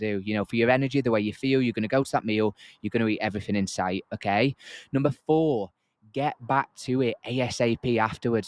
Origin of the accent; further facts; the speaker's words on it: Yorkshire and the Humber, United Kingdom; I'm from Yorkshire